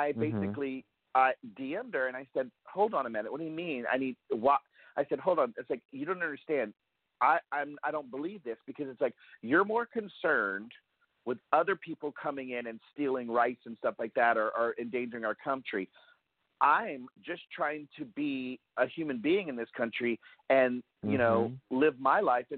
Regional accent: United States; I'm an American

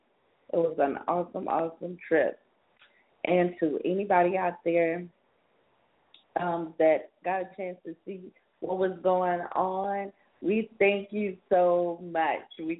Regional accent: South Carolina, United States; also born or lived in Charlotte, North Carolina; now in California, United States; I'm from South Carolina, and I lived in Charlotte, North Carolina.

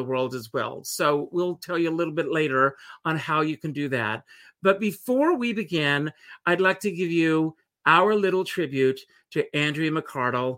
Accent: Conway, South Carolina, United States; I grew up in a tobacco farm in South Carolina

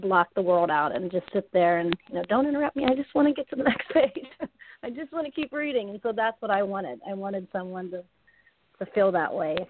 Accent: Soap Hollow, Pennsylvania, United States; I grew up in a very small town in Pennsylvania. It's actually called Soap, like S-O-A-P, Hollow. It's really hard to find on a map, but it's outside of Johnstown, Pennsylvania

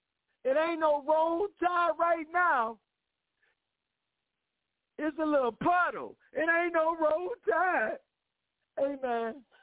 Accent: Cleveland, Ohio, United States; I'm from Cleveland.

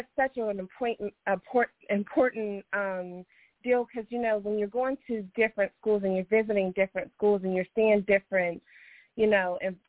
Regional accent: Bluefield, West Virginia, United States; we're from Bluefield, West Virginia

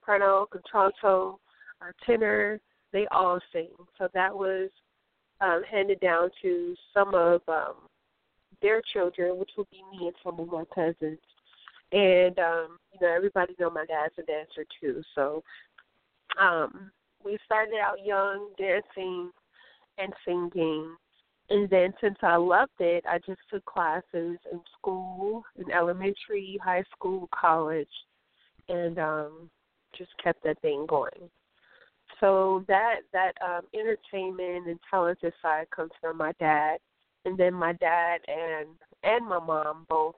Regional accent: Chicago, Illinois, United States; now in Los Angeles, United States; I am in my hometown, Chicago.

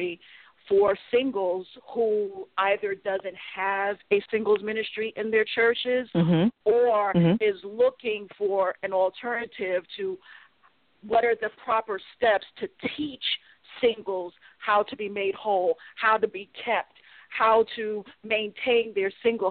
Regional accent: New York City, New York, United States; now in New Haven, United States; I'm originally from Brooklyn, New York, but I currently now live in New Haven, Connecticut

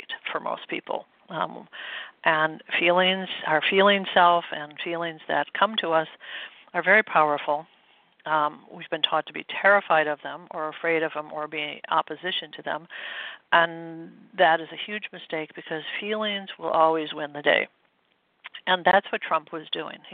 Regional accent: Midwest, United States; I grew up in the Midwest

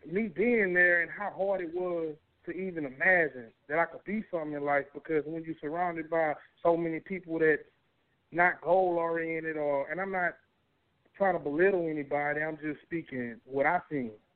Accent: Beaumont, Texas, United States; also born or lived in Arkansas; growing up in Northridge Manor

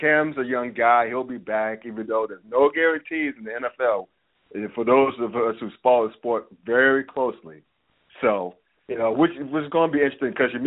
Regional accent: Winston-Salem, North Carolina, United States; moved away; I grew up in North Carolina and Winston-Salem

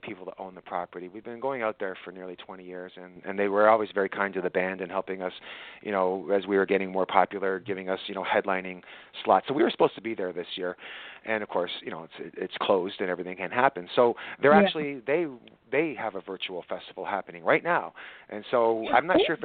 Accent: Scotland, United Kingdom; now in Canada; I was born in Scotland

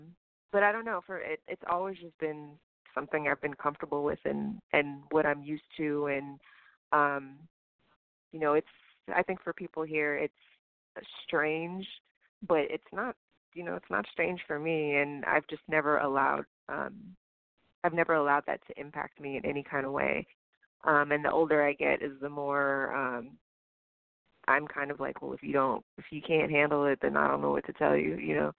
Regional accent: the South, United States; I grew up in the South, so I can relate to a lot of Southern things.

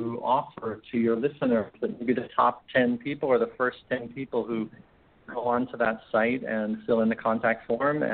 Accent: rural New York State, United States; now in Maui, United States; grew up in rural New York State.

